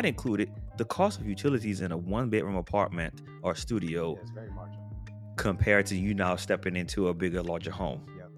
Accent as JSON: {"language": "English", "town": "New Orleans", "region": "Louisiana", "country": "United States", "tie": "born or raised there", "said": "Now, I grew up in New Orleans. Hurricanes happen all the time. New Orleans is also below sea level."}